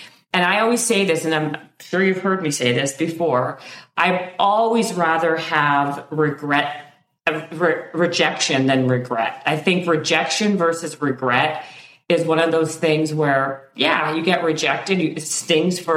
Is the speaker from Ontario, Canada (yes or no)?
no; Winnipeg, Manitoba, Canada; I'm from Winnipeg in Canada